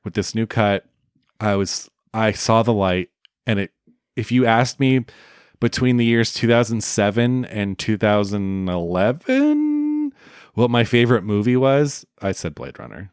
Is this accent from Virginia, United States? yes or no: no; Oakland, California, United States; there's a theater where I grew up in the Bay Area called the Grand Lake Theater in Oakland, California